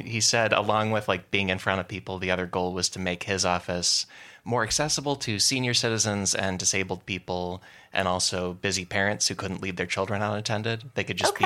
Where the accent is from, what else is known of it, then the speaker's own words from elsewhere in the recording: outside Chicago, Illinois, United States; I grew up outside Chicago